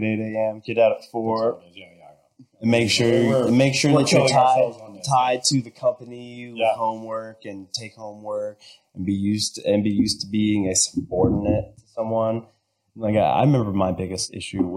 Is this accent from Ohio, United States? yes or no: yes; Southern Ohio, United States; growing up in Southern Ohio